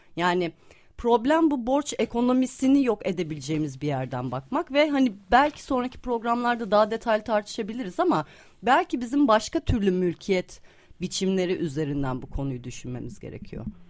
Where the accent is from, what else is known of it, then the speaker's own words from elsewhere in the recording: Istanbul, Turkey; bir İstanbullu olarak